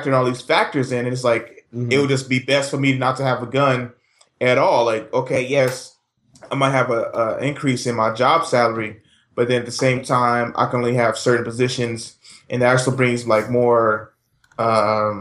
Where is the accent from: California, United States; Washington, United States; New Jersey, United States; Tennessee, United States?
California, United States; Richmond; I grew up in Southside Richmond.